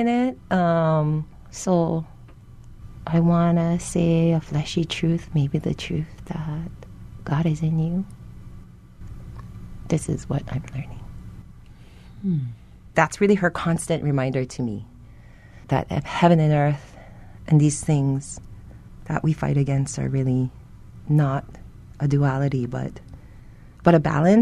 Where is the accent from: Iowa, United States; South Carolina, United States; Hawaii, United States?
Hawaii, United States; Honolulu; I'm born and raised in Monalua Gardens